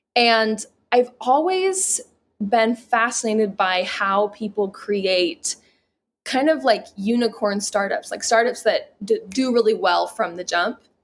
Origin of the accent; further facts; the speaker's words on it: Salt Lake City, Utah, United States; I'm born and raised in Salt Lake City